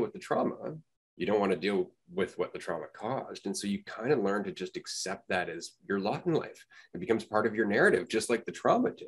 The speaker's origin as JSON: {"language": "English", "country": "Canada", "said": "I'm from Canada"}